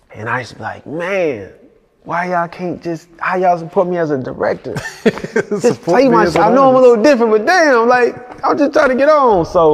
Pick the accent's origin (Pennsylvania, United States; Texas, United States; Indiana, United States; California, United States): Texas, United States; Houston; So I'm fresh from Houston.